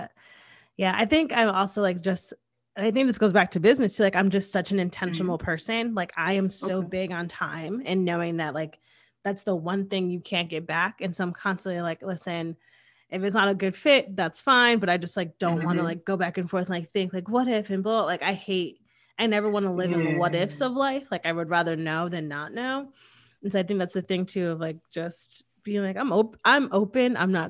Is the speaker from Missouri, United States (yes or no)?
no; Connecticut, United States